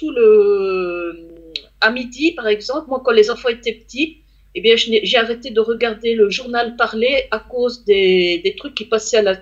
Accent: France; chez nous en France.

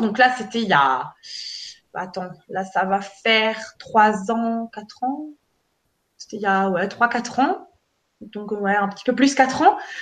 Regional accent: Alsace, Grand Est, France; chez nous, en Alsace

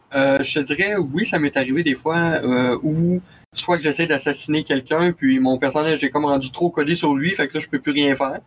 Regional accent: Quebec City, Quebec, Canada; Basé à Québec, euh, dans ma ville natale

